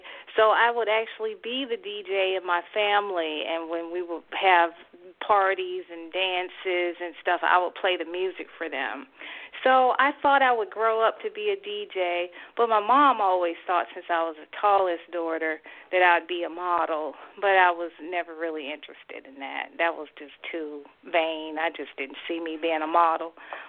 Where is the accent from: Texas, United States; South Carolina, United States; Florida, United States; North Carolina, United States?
North Carolina, United States; Durham; Well, I grew up in Durham, North Carolina, a great middle-class family. We had our issues, but my father was an Army officer, my mom an administrator at colleges, and they reared 4 girls, the Barbie girls, and we were Army brats.